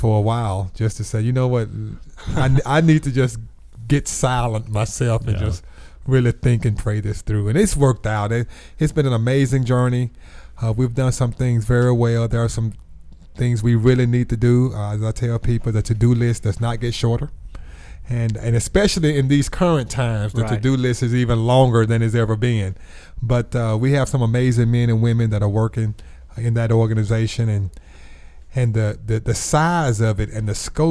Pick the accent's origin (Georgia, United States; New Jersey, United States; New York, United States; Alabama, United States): Alabama, United States; Birmingham; I'm a native of Birmingham. Was born and raised right here in the city